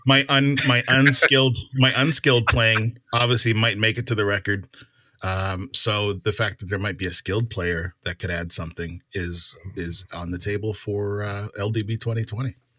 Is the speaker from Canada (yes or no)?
yes; Canada; I'm Canadian.